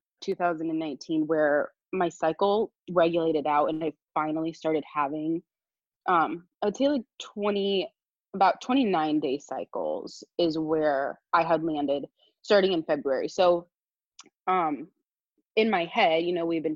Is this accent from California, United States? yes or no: yes; Southern California, United States; moved away as an adult; now in Eugene, United States; I'm from Southern California, and I moved to Eugene, Oregon.